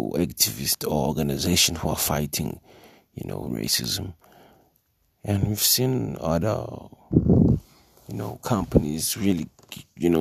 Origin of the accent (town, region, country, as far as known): South Africa